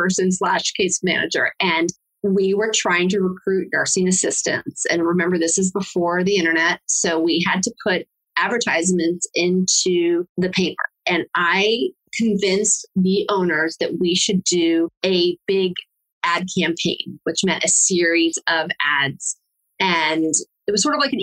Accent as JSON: {"language": "English", "country": "Uruguay", "also_born_or_lived": "Mexico", "moved": "yes", "said": "I'm from Latin America. I'm from Uruguay"}